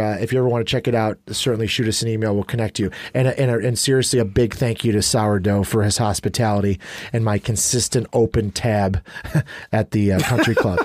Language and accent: English; New Lenox, Illinois, United States; I grew up in New Lenox.